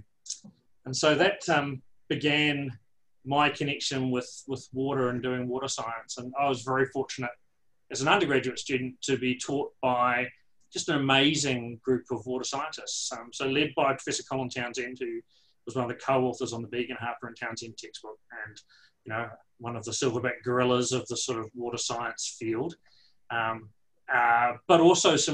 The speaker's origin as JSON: {"language": "English", "region": "Canterbury Plains", "country": "New Zealand", "tie": "born or raised there", "also_born_or_lived": "Dunedin, New Zealand", "accent": "New Zealand", "moved": "as an adult", "lives_now": "Canberra, Australia", "said": "I was very fortunate to be brought up on the Canterbury Plains"}